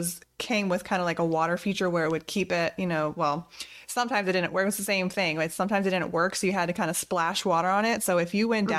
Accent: Florida, United States; growing up in Florida

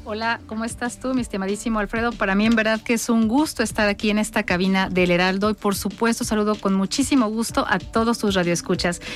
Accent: Mexico; soy una mujer mexicana

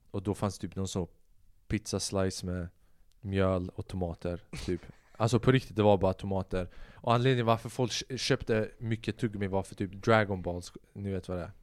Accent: Säffle, Värmland, Sweden; moved away; also born or lived in Albania (ancestry) / abroad (unspecified); jag kommer från Säffle vilket är nära Karlstad.

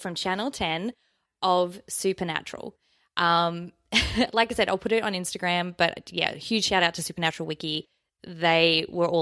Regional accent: Australia; accent: Australian; we're Australian

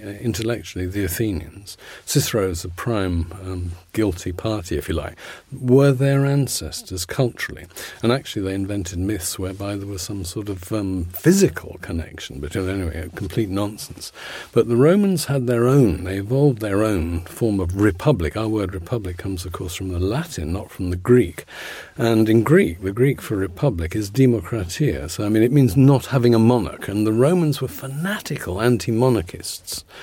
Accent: London, United Kingdom; I come from Putney and the church, Saint Mary's on Putney Bridge, is still there

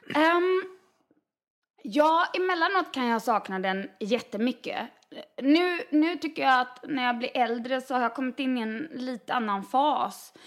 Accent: Varberg, Halland County, Sweden; moved away; jag är från Varberg

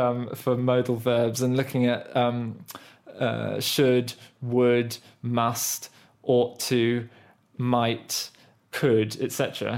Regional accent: United Kingdom; first language English; As a British national who grew up speaking English fluently without really being formally taught grammar

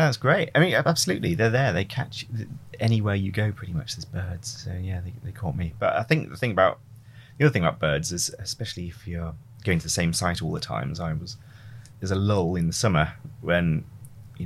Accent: the Wirral, near Liverpool, North West England, United Kingdom; Where did I grow up? Mostly on the Wirral near Liverpool.

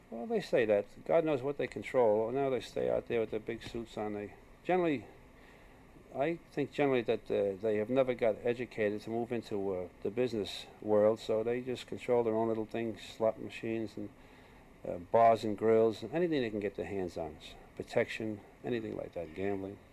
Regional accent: New York, United States; I was born in New York and uh, I was born in the streets. I was born in an Irish neighborhood

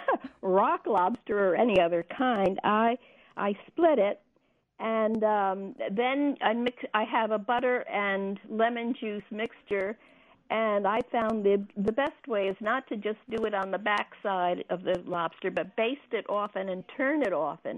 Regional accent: New England, United States; I'm from New England

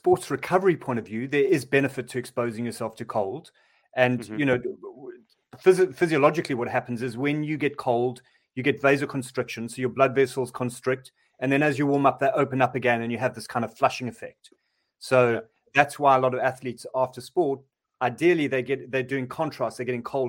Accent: Durban, KwaZulu-Natal, South Africa; I'm from Durban and I'm used to warm water

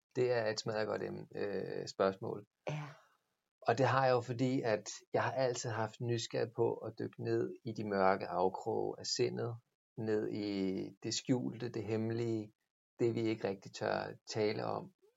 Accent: Stevns, Zealand, Denmark; Jeg voksede op Ja. på Stevns

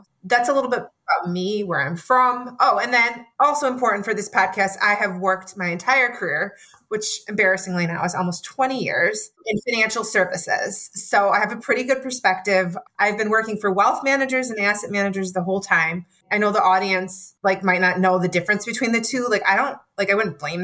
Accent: Michigan, United States; also born or lived in Chicagoland area, Illinois; I was born in the Chicagoland area. I was raised in Michigan

